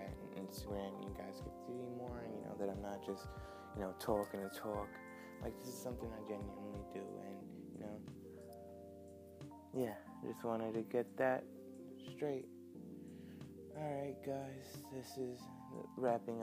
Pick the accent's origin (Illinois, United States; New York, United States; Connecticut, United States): New York, United States; I'm from New York, so it's 8:35 a.m. in New York